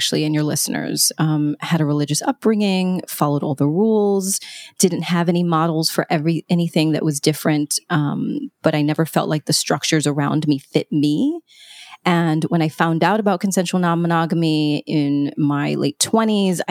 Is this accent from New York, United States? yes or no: yes; New York, United States; I'm a New Yorker